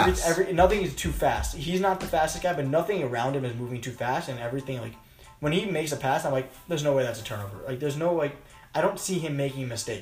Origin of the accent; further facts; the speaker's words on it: Silver Spring, Maryland, United States; my hometown of Silver Spring, Maryland.